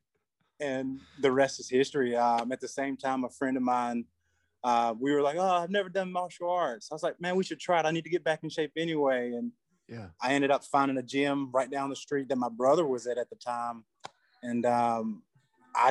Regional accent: Flowood, Mississippi, United States; I grew up right here in Flowood, which is right outside of Jackson, Mississippi.

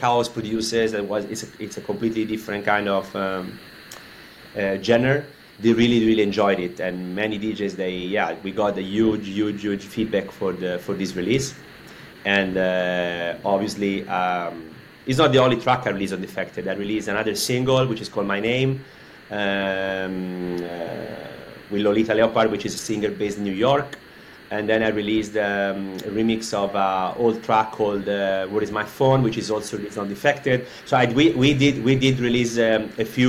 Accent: Florence, Tuscany, Italy; moved away as an adult; now in Barcelona, Spain; I'm coming from Florence in Italy. I left Florence a few years ago

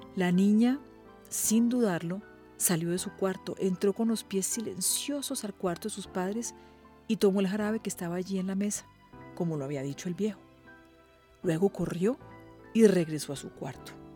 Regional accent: Colombia; soy periodista colombiana

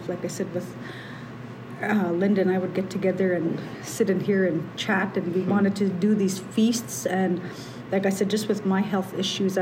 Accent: Canada; I'm from Chinupuakba, born and raised there

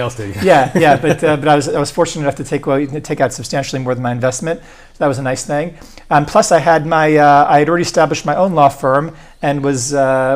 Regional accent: Eastern Long Island, New York, United States; moved away as an adult; now in Beit Shemesh, Israel; We grew up in Eastern Long Island

